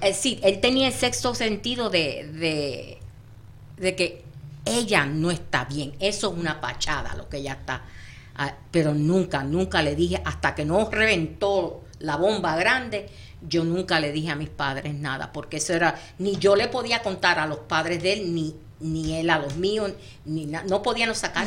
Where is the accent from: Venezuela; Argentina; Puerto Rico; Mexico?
Puerto Rico; nosotros puertorriqueños decimos espampanante